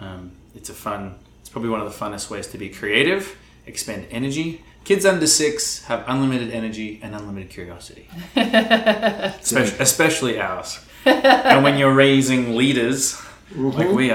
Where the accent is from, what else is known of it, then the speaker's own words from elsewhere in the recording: Gold Coast, Queensland, Australia; also born or lived in Melbourne; I was born in Melbourne, Australia, and grew up in a lot of different cities, mostly the Gold Coast, Australia.